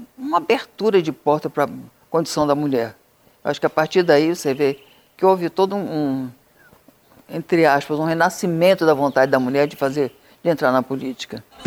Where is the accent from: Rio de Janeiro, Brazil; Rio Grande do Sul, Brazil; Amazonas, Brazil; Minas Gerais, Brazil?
Amazonas, Brazil; Amazonas, que era minha terra. Era minha terra de origem